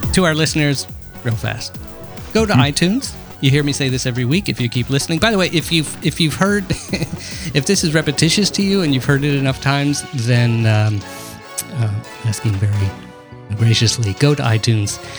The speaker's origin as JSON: {"language": "English", "country": "United States", "said": "I'm American"}